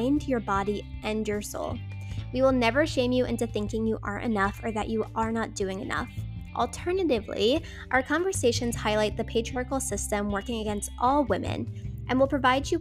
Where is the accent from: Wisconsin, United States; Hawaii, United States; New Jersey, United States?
New Jersey, United States; Wildwood Crest; Wildwood Crest, New Jersey, my hometown